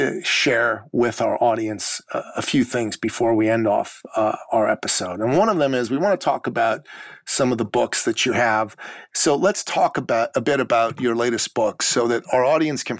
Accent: Iran; moved away; Look, I come from the Middle East. I come from Iran, and I am a Christian from Iran. And when the Islamic Revolution happened, it became very tough for folks like myself. My parents decided to move to the West

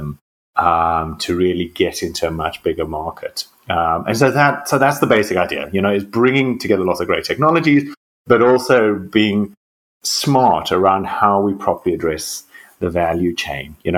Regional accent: South Africa; moved away as an adult; now in Oxford, United Kingdom; I'm a South African medical doctor and geneticist.

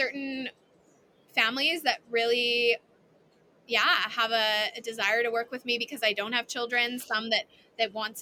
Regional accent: Canada; I'm Canadian

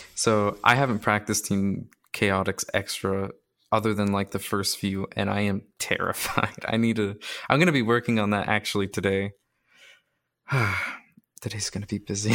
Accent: Canada; I'm also Canadian

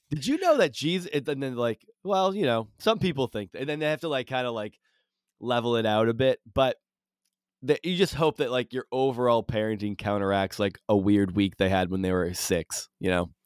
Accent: Rutland, Massachusetts, United States; I grew up in uh in Rutland, uh, which is pretty close to Spencer

